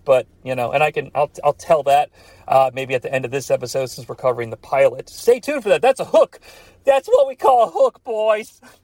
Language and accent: English; United States; My hometown was like an hour away from Cincinnati